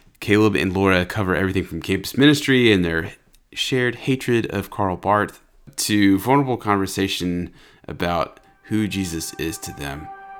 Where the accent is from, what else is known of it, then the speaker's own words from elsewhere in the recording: Southern United States, United States; As a Southerner, I feel very comforted by the number of names there.